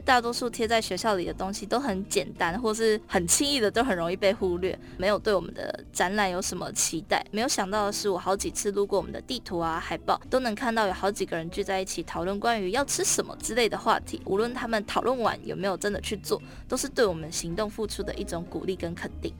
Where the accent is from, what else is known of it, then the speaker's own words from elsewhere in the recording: Tainan, Taiwan; 我在台南出生嘛